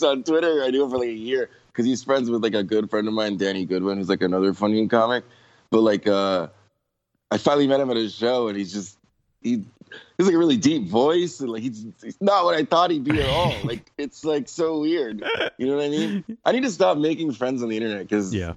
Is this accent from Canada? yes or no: no; St. Croix, U.S. Virgin Islands; moved away; also born or lived in Austin, Texas; I'm originally from the U.S. Virgin Islands, like St. Croix, by Puerto Rico, like in the Caribbean.